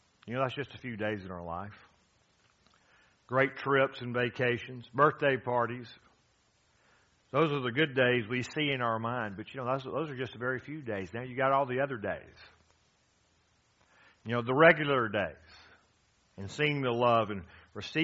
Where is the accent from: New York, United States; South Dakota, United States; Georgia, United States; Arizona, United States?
Georgia, United States; Gainesville; I'm from Gainesville, Georgia